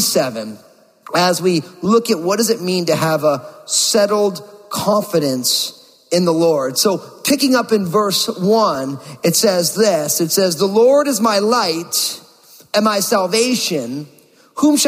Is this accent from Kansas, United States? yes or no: no; New Jersey, United States; moved away as an adult; also born or lived in Bay Area, California; my home state, my native state of New Jersey